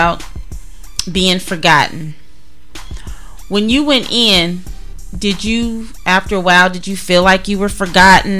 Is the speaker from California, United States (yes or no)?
yes; Duarte, California, United States; moved away as an adult; also born or lived in Monrovia, California; growing up in DeWarty and Monrovia, we were very close-knit